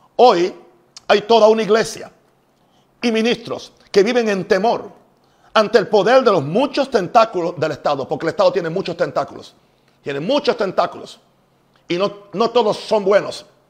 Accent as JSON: {"language": "Spanish", "country": "United States", "said": "como un norteamericano"}